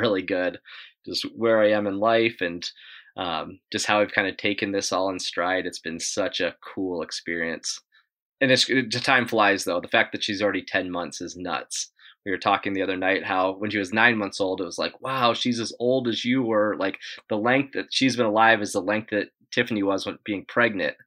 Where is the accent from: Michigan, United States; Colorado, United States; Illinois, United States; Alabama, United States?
Colorado, United States; Evergreen; moved away as an adult; also born or lived in Ohio; now in Whitefish, Montana, United States; I grew up in Evergreen, Colorado